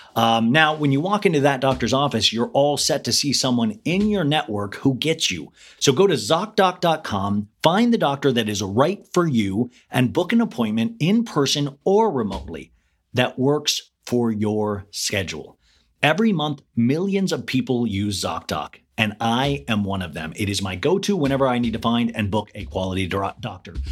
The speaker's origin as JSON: {"language": "English", "town": "Olathe", "region": "Kansas", "country": "United States", "tie": "born or raised there", "said": "I grew up in Olathe, Kansas"}